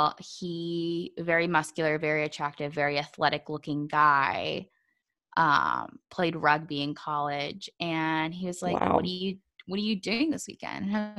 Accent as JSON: {"language": "English", "region": "Southern coastal Virginia", "country": "United States", "tie": "born or raised there", "said": "My mom's from Mexico. My dad's from Colombia, but I was born and raised in the States."}